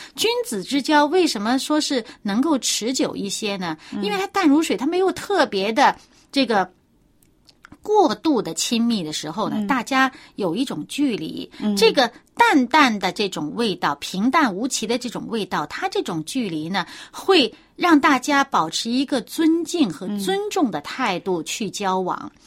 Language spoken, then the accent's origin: Chinese; China; 我们中国人